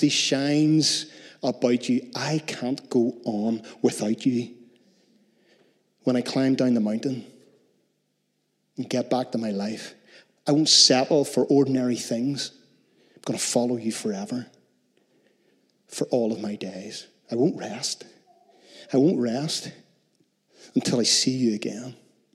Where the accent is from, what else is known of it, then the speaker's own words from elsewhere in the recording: Northern Ireland, United Kingdom; We're so Northern Irish in Northern Ireland